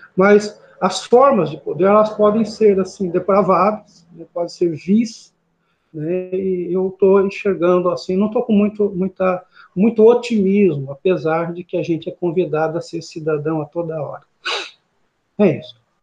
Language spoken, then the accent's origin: Portuguese; Paraná, Brazil; moved away as an adult; now in Gurupi, Brazil; estou aqui em Gurupi há 14 anos, né, sou paranaense